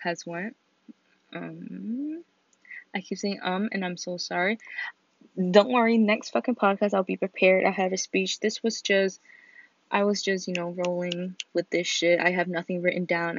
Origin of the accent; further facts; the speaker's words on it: Connecticut, United States; we're all not from New London, like we're all from Connecticut